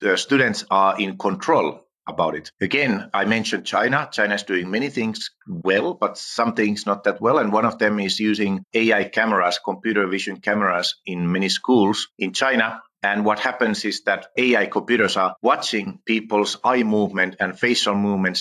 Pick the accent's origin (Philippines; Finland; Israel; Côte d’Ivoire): Finland; first language Finnish; English is a second language; I'm from Finland